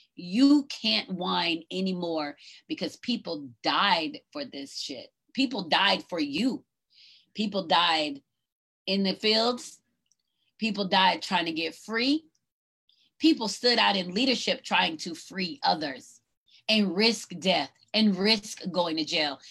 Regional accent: North Georgia, United States; I grew up in Georgia, right? North Georgia.

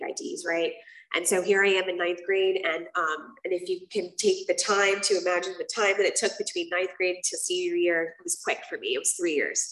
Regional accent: South Florida, United States; also born or lived in Puerto Rico; I grew up in South Florida, and I grew up between South Florida and Puerto Rico.

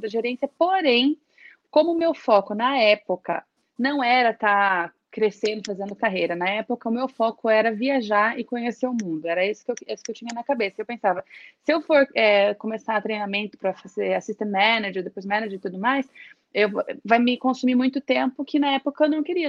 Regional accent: Registro, São Paulo, Brazil; first language Portuguese; Eu venho de uma cidadezinha do interior de São Paulo. Registro tem menos de 100 mil habitantes

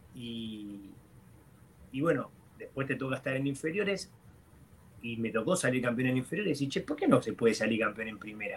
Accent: Lanús, Buenos Aires Province, Argentina; moved away as an adult; also born or lived in Portland; yo soy de la Lanús

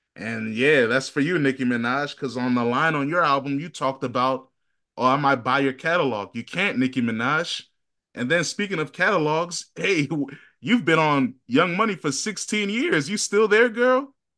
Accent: Virginia, United States; I'm from Virginia

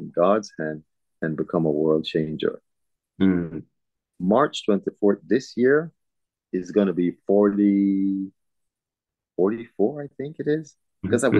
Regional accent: Belize; now in Houston, United States; I was born in Belize.

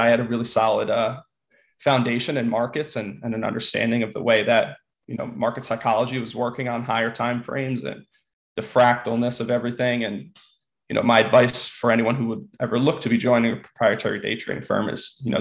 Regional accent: East Windsor, New Jersey, United States; moved away as an adult; now in New York, United States; I'm from New Jersey originally, born and raised right outside of Princeton, East Windsor, New Jersey

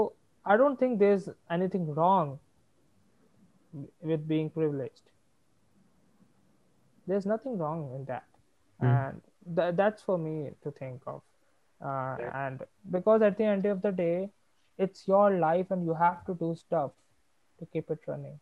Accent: Bihar, India; now in Delhi, India; I'm from Bihar

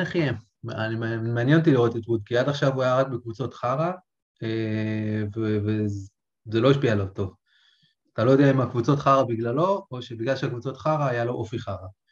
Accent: Israel; גדלתי בקיבוץ

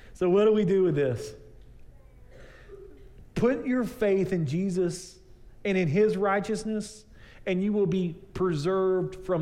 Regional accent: East Texas, United States; I grew up out in East Texas

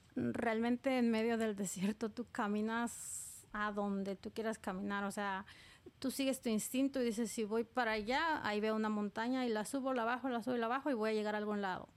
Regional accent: Oaxaca, Mexico; moved away as an adult; now in New York, United States; soy del estado de Oaxaca, Oaxaca, México

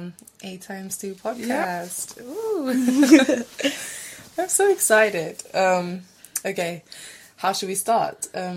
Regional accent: Alexandroupolis, East Macedonia and Thrace, Greece; moved away as an adult; now in London, United Kingdom; I am from Greece, and I'm from a place called Alexandroupolis.

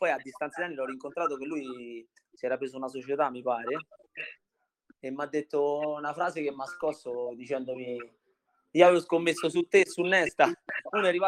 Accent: Viterbo, Lazio, Italy; born there; Sono nato a Viterbo.

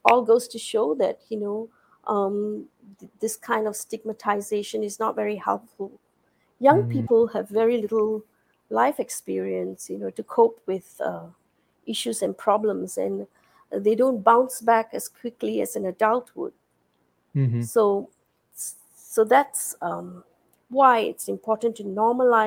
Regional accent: Singapore; moved away as an adult; now in United States; I'm a Singaporean. I have worked in the school system here for many years, 25 years as a biology teacher in a secondary school

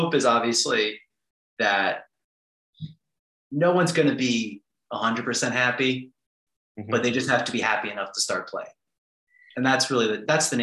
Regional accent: New York, United States; now in Washington, D.C., United States; I'm from New York. 9/11 was an extremely profound moment for my city

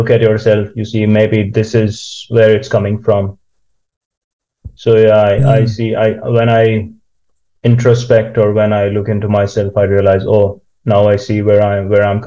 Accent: India; moved away as an adult; now in Kokkola, Finland; I grew up in India.

